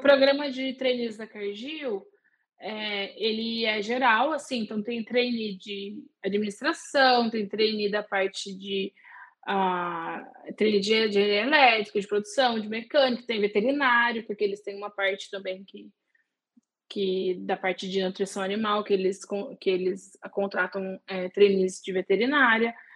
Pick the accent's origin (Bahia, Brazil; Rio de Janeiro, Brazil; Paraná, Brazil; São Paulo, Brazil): São Paulo, Brazil; Guaratinguetá; eu sou do interior de São Paulo, Guaratinguetá, uma cidadezinha ali no eixo Rio-São Paulo, pertinho de Aparecida do Norte, que é o ponto de referência. e eu cresci, nasci em Guará